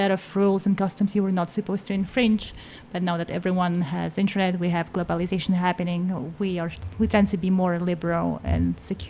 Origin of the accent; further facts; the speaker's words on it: Astana, Kazakhstan; moved away; my hometown was just a small hometown, you know, with small town mentality. But now that it's a capital